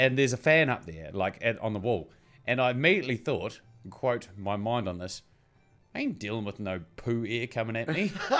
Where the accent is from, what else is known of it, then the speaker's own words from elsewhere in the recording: Bluff, Southland, New Zealand; So to explain it, the Bluff oyster thing, I grew up in Bluff. I was a little round boy.